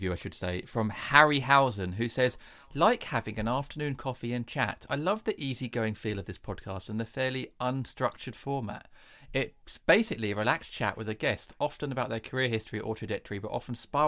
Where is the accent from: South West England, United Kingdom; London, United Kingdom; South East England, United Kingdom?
South East England, United Kingdom; Kent; accent: home counties; I grew up in Kent